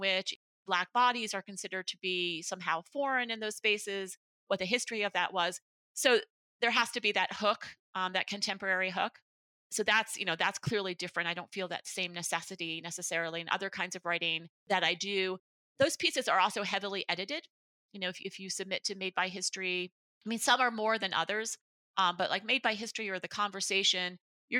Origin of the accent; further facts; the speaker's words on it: Buffalo, New York, United States; I'm from Buffalo, New York